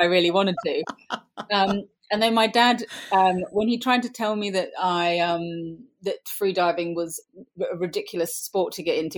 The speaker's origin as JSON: {"language": "English", "country": "Australia", "tie": "born or raised there", "also_born_or_lived": "Sydney / Suffolk, United Kingdom", "moved": "yes", "said": "I grew up in Australia, in part of the time in Sydney on the coast, part of the time in a small property in the Australian bush"}